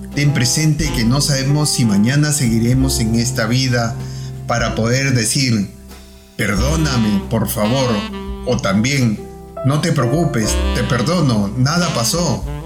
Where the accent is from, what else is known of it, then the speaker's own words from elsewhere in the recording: Peru; now in Australia; Soy peruano de nacimiento